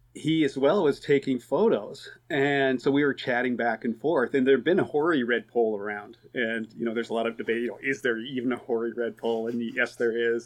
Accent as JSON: {"language": "English", "region": "Oregon", "country": "United States", "tie": "born or raised there", "also_born_or_lived": "Tanzania", "moved": "as an adult", "lives_now": "East Coast, United States", "said": "I grew up in Oregon"}